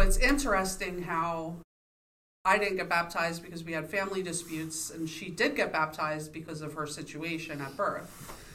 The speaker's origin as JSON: {"language": "English", "region": "New York", "country": "United States", "tie": "born or raised there", "moved": "as an adult", "lives_now": "Pittsburgh, United States", "said": "I was born and raised in New York"}